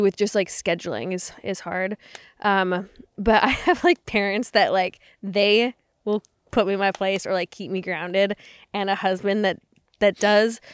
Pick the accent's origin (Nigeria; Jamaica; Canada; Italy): Canada; moved away; I grew up in Canada